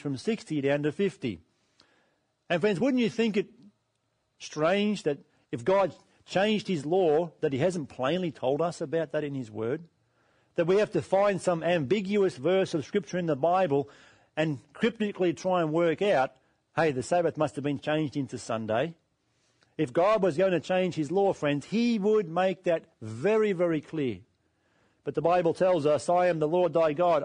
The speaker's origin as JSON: {"language": "English", "country": "Australia", "said": "We live in Australia"}